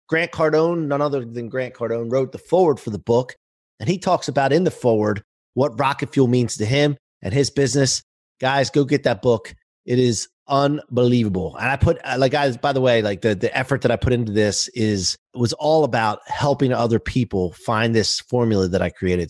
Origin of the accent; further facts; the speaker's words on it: southeastern Pennsylvania, United States; I grew up in mm. uh, southeastern Pennsylvania